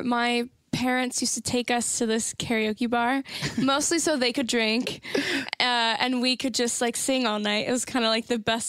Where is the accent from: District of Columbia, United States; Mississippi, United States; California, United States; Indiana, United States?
California, United States; Santa Clarita; I grew up in Santa Clarita, California.